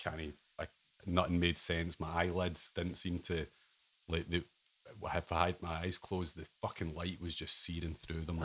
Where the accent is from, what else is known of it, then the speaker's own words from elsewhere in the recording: Ayr, Scotland, United Kingdom; also born or lived in Rome; Grew up in Ayr